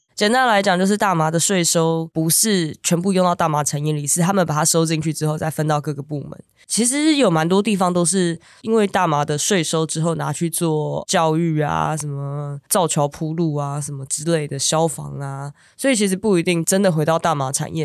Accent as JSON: {"language": "Chinese", "country": "Taiwan", "said": "in Taipei，我来自台湾"}